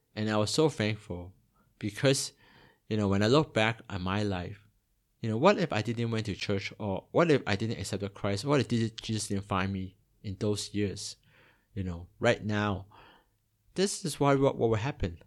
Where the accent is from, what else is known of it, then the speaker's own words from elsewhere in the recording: Toronto, Ontario, Canada; also born or lived in Hong Kong; now in Singapore; I was born in Hong Kong, and when I was eight, my family migrated to, uh, Toronto in Canada